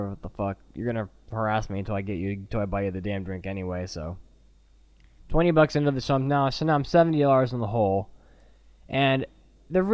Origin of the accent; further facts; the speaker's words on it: United States; I'm an American guy